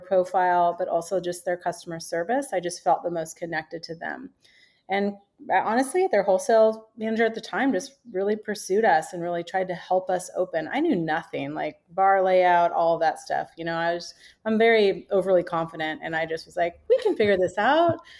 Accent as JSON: {"language": "English", "town": "Seattle", "region": "Washington", "country": "United States", "tie": "born or raised there", "moved": "yes", "lives_now": "San Diego, United States", "said": "I was born and raised in the Seattle area"}